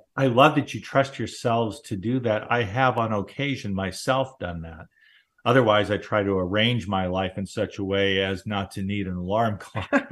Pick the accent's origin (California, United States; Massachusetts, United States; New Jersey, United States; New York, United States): California, United States; Southern; I grew up in Southern California